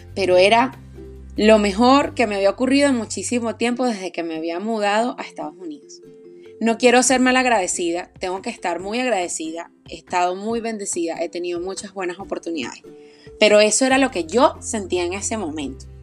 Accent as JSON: {"language": "Spanish", "region": "Aragua", "country": "Venezuela", "tie": "born or raised there", "moved": "yes", "said": "soy venezolana, oriunda de Aragua"}